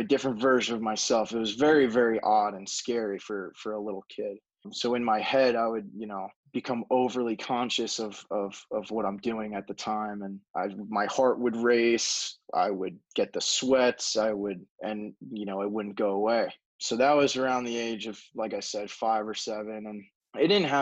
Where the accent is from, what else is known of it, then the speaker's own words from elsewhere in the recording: Long Island, New York, United States; I am from Long Island, New York